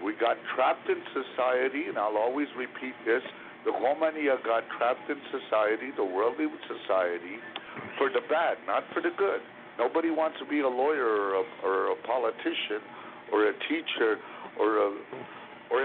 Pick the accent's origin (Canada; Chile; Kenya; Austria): Canada; As a Canadian